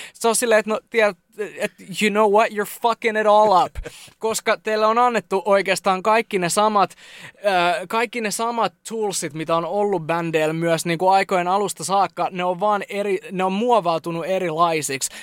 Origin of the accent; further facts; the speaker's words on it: Jyväskylä, Central Finland, Finland; Me ollaan Jyväskylästä ja nyt me ollaan yhtäkkiä Lontoos.